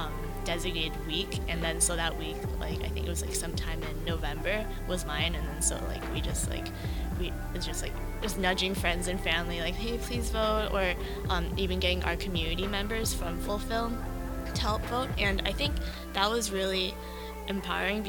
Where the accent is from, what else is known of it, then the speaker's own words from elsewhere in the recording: Los Angeles, California, United States; moved away as an adult; now in Philadelphia, United States; I'm from Los Angeles, California, but I'm more in the suburbs